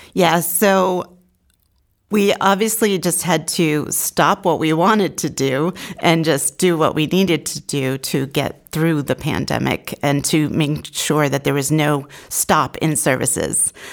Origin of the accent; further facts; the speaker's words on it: Portsmouth, New Hampshire, United States; I grew up in the Seacoast area